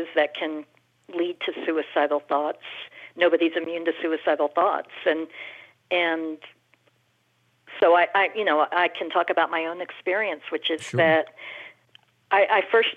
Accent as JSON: {"language": "English", "town": "Houston", "region": "Texas", "country": "United States", "tie": "born or raised there", "said": "I grew up in Houston, Texas"}